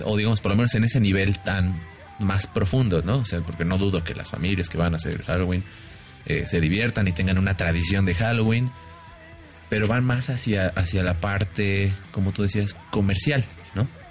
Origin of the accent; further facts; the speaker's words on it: Mexico; nosotros como mexicanos